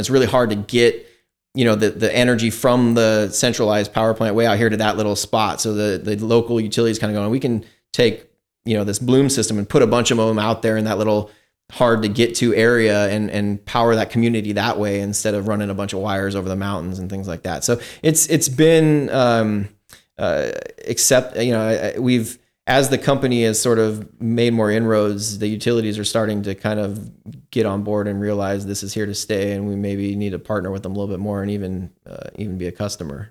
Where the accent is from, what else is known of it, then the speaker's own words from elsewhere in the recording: Seattle, Washington, United States; now in Livermore, United States; I grew up in Seattle, in Washington State